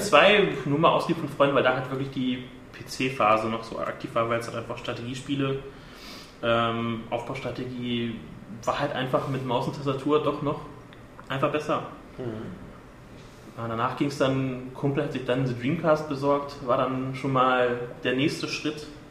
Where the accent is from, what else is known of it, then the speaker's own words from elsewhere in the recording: southern Lower Saxony, Germany; moved away; ich komme ursprünglich aus Niedersachsen, Südniedersachsen, aus einem kleinen Dorf